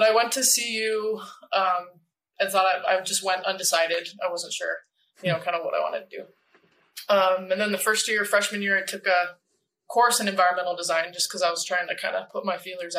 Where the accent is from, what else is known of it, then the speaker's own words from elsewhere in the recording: suburb south of Denver, Colorado, United States; I'm sixth generation Colorado born